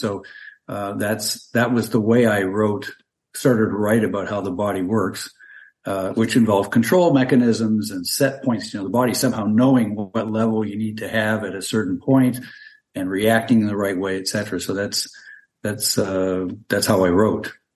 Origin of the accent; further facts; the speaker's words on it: Canada; moved away as an adult; now in Tampa Bay area, Florida, United States; I'm originally from Canada. I'm a physician trained up there, but I uh, moved down to Florida about 40 years ago.